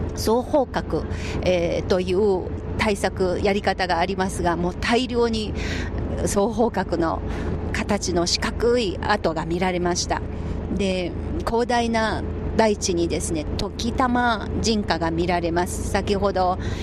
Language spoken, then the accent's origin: Japanese; southern Anhui, China; Japanese is a second language; moved away; 漢族のその安徽省の南部に生まれ育った私